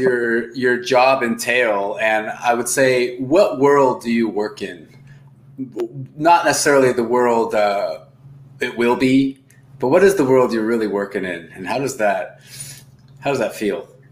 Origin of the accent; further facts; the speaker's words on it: United States; also born or lived in Argentina; I'm, I'm from the United States